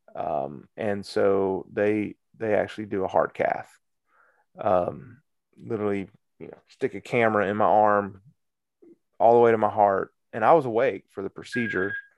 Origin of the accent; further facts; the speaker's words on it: Cedartown, Georgia, United States; also born or lived in Marietta, Georgia; I'm from Cedar Town